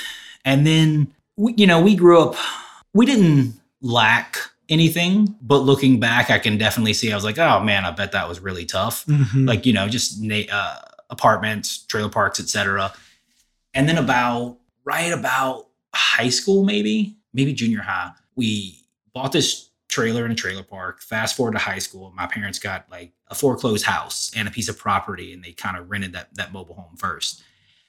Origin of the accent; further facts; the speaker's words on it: Denham Springs, Louisiana, United States; also born or lived in Baton Rouge; I grew up in Denham, lived in Denham and Baton Rouge my whole life